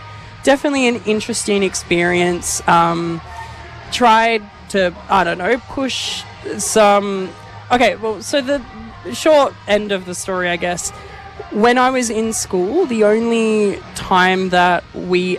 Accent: Shepparton, Victoria, Australia; moved away as an adult; now in Melbourne, Australia; I grew up in Shepparton doing a lot of musical theatre

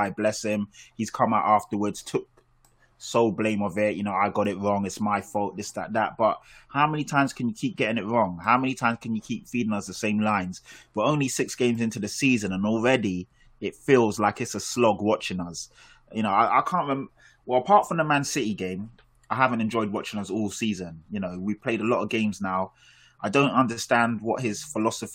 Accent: London, United Kingdom; I live in Tottenham. I'm from Tottenham.

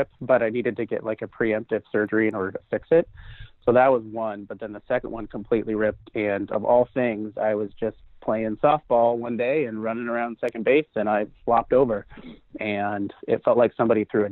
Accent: Port Angeles, Washington, United States; I'm from Port Angeles, Washington, which is right to the north of it. And so I was lucky enough to stare at the Olympics for most of my childhood.

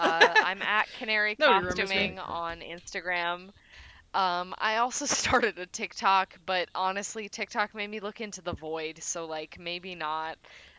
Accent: Mystic, Connecticut, United States; I'm from Mystic. I live by a seaport.

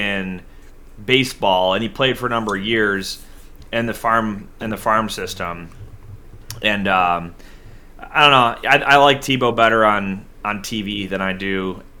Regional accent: Buffalo, New York, United States; my hometown Buffalo

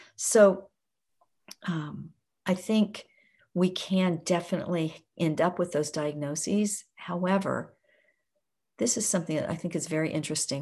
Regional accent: Oklahoma, United States; I grew up in Oklahoma in a very rural area.

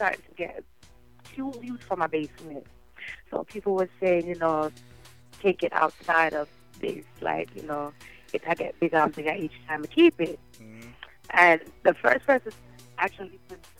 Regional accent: New Jersey, United States; also born or lived in Jamaica; I was raised here pretty much because I've been here since I was six.

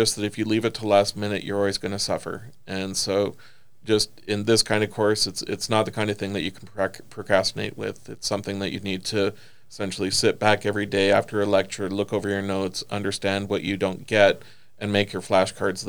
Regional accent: the Midwest of Canada, the Prairies, Canada; also born or lived in California; now in Maryville, United States; I grew up sort of in the Midwest of Canada

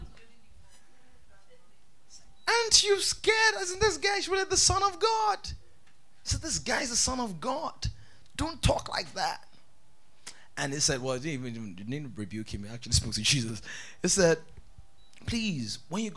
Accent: Benue, Nigeria; I'm from Benue State

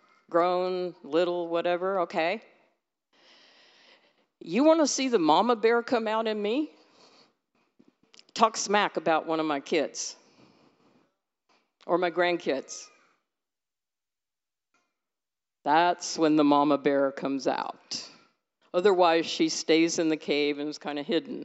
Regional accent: California, United States; moved away; I'm from California

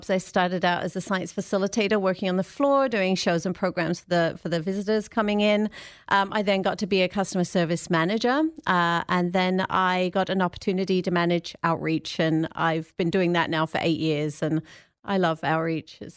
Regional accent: England, United Kingdom; moved away; No, I'm originally from England, but I've been here a long time, so my accent is a little bit strange. It comes. I can hear it comes in and out.

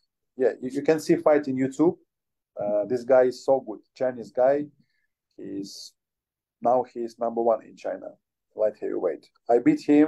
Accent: Ukraine; English is a second language; I'm from Ukraine. I have good bad situation in my country.

